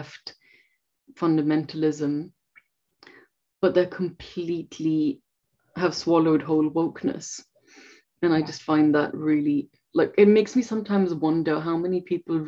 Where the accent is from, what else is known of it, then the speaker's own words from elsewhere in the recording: India; moved away; I'm from India.